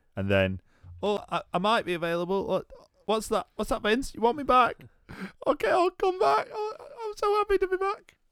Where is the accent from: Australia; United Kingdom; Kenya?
United Kingdom; Doncaster, Yorkshire and the Humber; also born or lived in Scotland; I'm from Scotland and everything else like that, but I've lived in Doncaster pretty much all my life